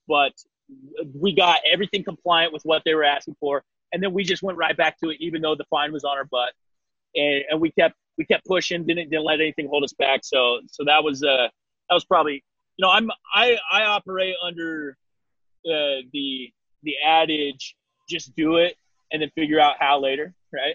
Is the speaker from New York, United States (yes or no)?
no; Eastern Washington, United States; in Washington State, where my my hometown area